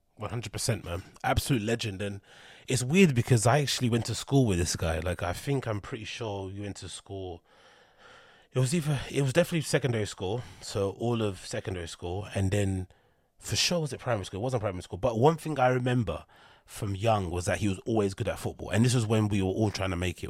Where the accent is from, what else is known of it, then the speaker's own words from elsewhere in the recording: London, United Kingdom; I'm from London